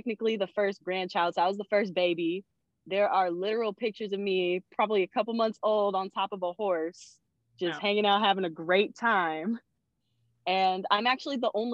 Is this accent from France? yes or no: no; Stanislaus County, California, United States; I'm from Stanislaus County, California